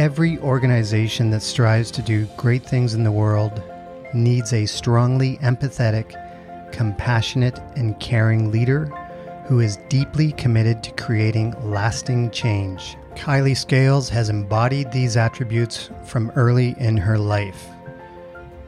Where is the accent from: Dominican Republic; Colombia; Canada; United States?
Canada; now in Middle East; being from Canada, but living in the Middle East